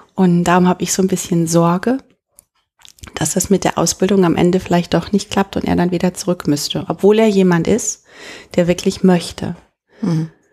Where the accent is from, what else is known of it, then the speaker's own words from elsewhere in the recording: North Rhine-Westphalia, Germany; accent: Westphalian; now in Heidelberg, Germany; Ich komme auch aus so einem 500-Seelen-Dörfchen in Ostwestfalen